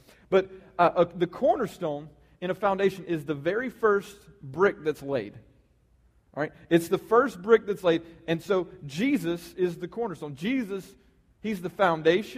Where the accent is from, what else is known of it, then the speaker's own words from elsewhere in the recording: the South, United States; we're from the South, and everybody around here is Christians